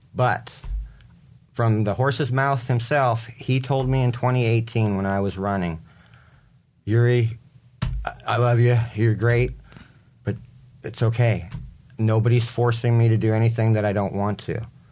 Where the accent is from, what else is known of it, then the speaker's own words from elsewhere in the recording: San Diego, California, United States; also born or lived in Coronado, California / Geneva, Switzerland; moved to University City, by, uh, about two blocks away from U T C. And grew up there as a teenager, graduated U C High, class of ninety